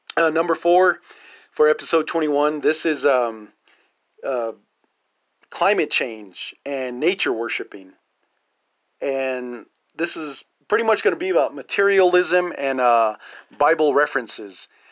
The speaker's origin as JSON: {"language": "English", "region": "Navajo Nation", "country": "United States", "said": "natives and Navajos"}